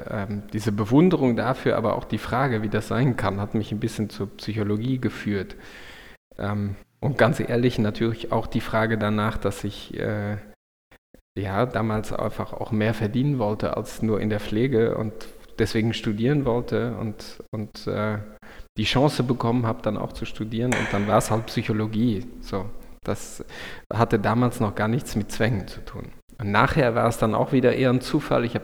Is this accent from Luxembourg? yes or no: yes; Luxembourg; dann hat mich, äh, mich und meine Familie uns zurück nach Luxemburg in mein, mein Heimatland geführt und jetzt arbeite ich hier an einer großen Klinik